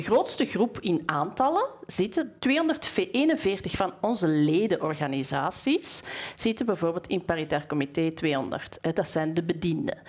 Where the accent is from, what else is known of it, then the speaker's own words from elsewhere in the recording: Bornem, Flanders, Belgium; ik kom uit Bornem